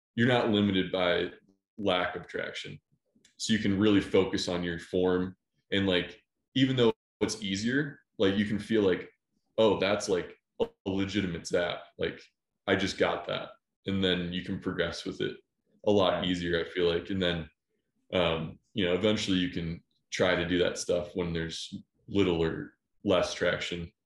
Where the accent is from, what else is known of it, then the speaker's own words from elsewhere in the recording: just outside Cleveland, Ohio, United States; I grew up just outside Cleveland, Ohio